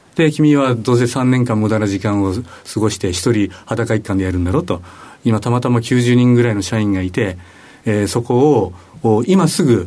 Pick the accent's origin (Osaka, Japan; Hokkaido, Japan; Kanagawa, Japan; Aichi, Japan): Hokkaido, Japan; moved away; 私北海道生まれの北海道育ち